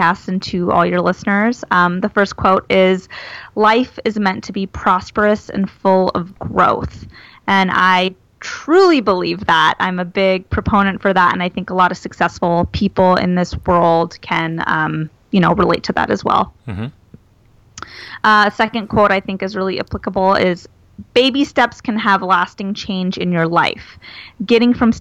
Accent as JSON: {"language": "English", "region": "Arizona", "country": "United States", "also_born_or_lived": "Washington, D.C.", "moved": "as an adult", "said": "I'm from Arizona"}